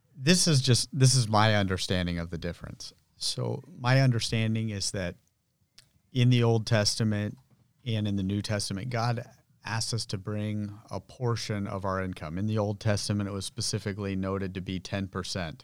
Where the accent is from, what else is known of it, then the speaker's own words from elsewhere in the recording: Santa Rosa, California, United States; I was born and grew up here in Santa Rosa.